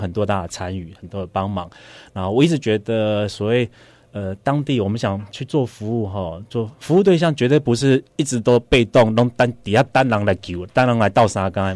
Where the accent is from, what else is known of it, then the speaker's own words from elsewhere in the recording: Taiwan; also born or lived in Thailand-Myanmar border; 我就是一个来自于台湾的人